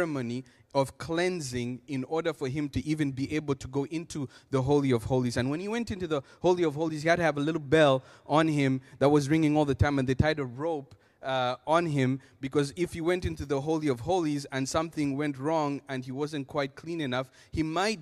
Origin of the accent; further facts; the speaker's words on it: Zambia; moved away; I come from Zambia, Africa